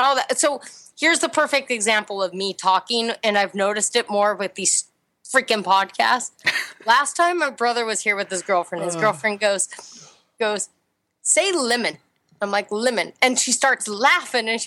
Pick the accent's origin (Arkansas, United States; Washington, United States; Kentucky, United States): Washington, United States; Seattle; also born or lived in Montana; now in Los Angeles, United States; So I was born in Montana, but when I was, I think I was like 2 years old, we moved to Seattle. And in Seattle, that's when he started working for Boeing. And I grew up in Seattle.